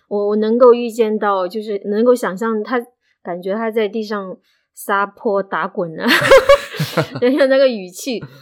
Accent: Hunan, China; moved away as an adult; now in Indonesia; 我是湖南来的，十年前来到这个地方，到已经生活十年多了

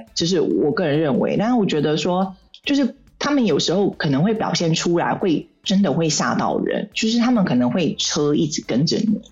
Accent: Taipei, Taiwan; moved away as an adult; also born or lived in Shanghai, China; now in Saudi Arabia; 我离开我出生的地方，台北

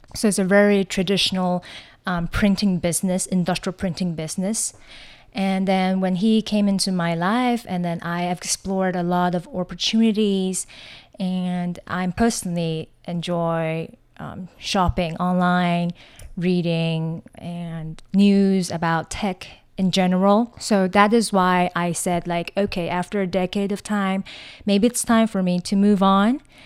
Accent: Taiwan; moved away as an adult; also born or lived in China; now in Hong Kong; growing up in Taiwan

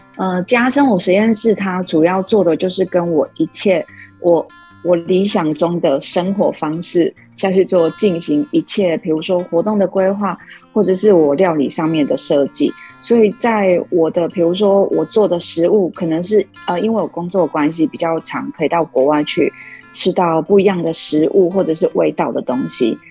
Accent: Lukang, Changhua County, Taiwan; also born or lived in Tainan; 我从小就是在鹿港长大，然后，呃，读书，呃，到大学的时候才有到台南那边读书

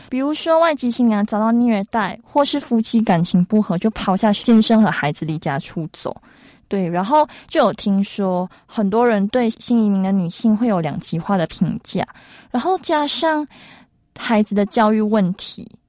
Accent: Malaysia; now in Taiwan; 我们在马来西亚没有咖喱，就是直接 不能过日子

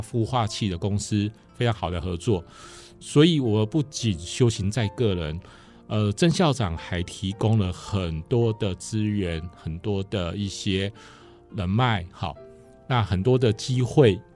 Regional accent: central Taiwan, Taiwan; 我是中部人，那我从小到大都在东海读书，呃，大部分应该说大学在东海读

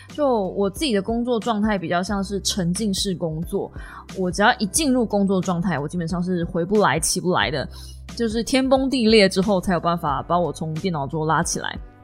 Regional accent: Kaohsiung, Taiwan; 同样身为高雄人

